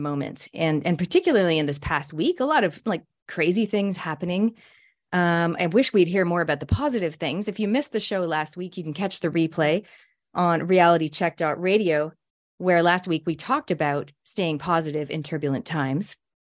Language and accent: English; Canada; I'm a Canadian Kiwi, a speaker, an author, an ex-Outward Bound instructor